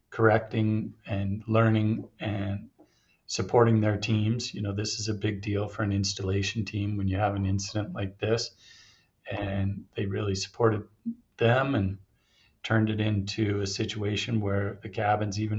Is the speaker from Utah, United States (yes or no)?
yes; Utah, United States; Yeah, I was born and raised here in Utah I was born the same year Snowbird opened in 1971.